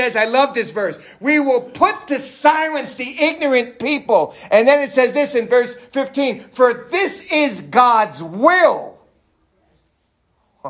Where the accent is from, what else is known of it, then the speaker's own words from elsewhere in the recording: New York City, New York, United States; New York City